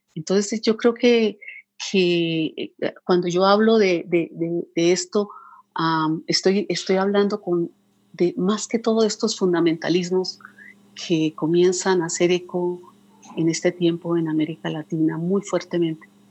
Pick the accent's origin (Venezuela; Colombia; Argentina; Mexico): Colombia; soy colombiana